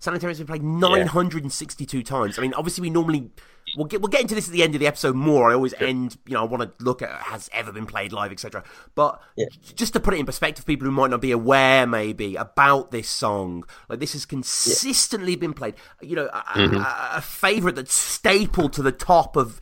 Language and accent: English; United Kingdom; I'm a Brit